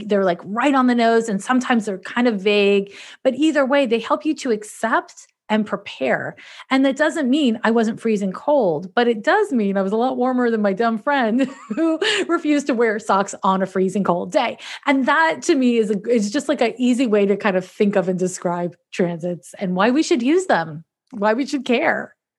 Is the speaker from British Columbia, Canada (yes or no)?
no; Montreal, Quebec, Canada; moved away as an adult; now in San Francisco, United States; I'm from Montreal, Quebec, Canada.